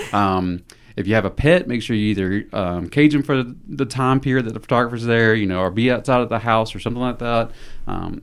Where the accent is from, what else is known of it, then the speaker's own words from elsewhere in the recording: Thomasville, Georgia, United States; moved away as an adult; now in Newnan, United States; born and raised in Thomasville, Georgia